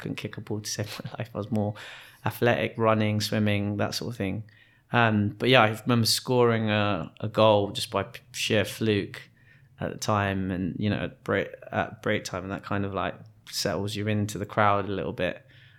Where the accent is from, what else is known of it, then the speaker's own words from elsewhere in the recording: Wimbledon Park, London, United Kingdom; we grew up in Wimbledon Park, and at that time, I think other than Maggie and her family, there's not many black families in the area.